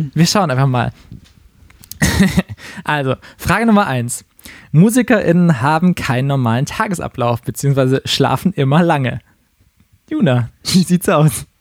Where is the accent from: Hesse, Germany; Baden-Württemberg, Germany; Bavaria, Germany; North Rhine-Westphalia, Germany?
Baden-Württemberg, Germany; Karlsruhe; now in Berlin, Germany; in meiner Heimatstadt Karlsruhe